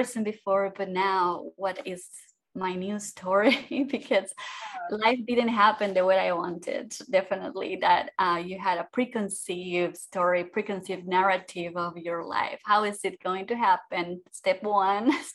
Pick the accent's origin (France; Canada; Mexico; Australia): Mexico; moved away as an adult; also born or lived in Austria; now in Florida, United States; I was born in Mexico, like you say, in a family of five girls